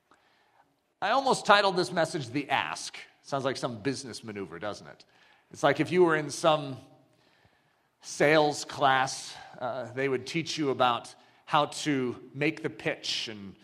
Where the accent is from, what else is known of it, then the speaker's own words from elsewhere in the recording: United States; I grew up in America